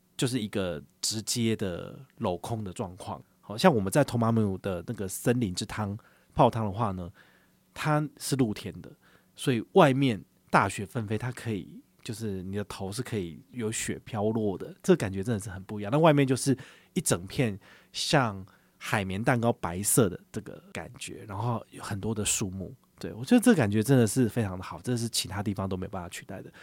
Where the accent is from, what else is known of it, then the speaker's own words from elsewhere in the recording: Taiwan; 对于我们台湾人来讲